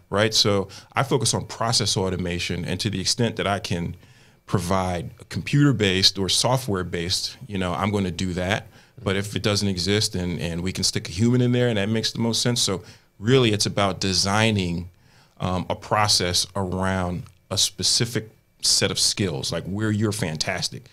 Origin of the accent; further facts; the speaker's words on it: Willingboro, New Jersey, United States; my neighborhood in New Jersey where I grew up is becoming like one of the hottest markets where people are trying to flip properties in my hometown